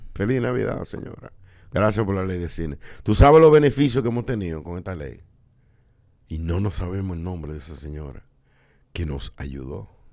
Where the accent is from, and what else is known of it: Dominican Republic